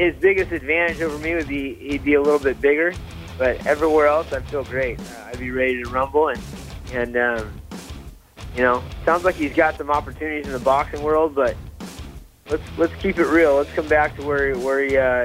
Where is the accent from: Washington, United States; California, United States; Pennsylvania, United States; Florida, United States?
California, United States; also born or lived in Santa Barbara / Sacramento; born and raised in California, Santa Barbara, Sacramento, all over the northern coast